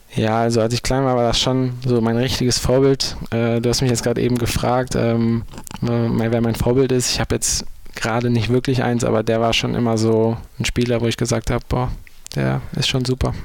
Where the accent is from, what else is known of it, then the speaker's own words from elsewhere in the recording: Düsseldorf, North Rhine-Westphalia, Germany; ich bin ja schon in Deutschland groß geworden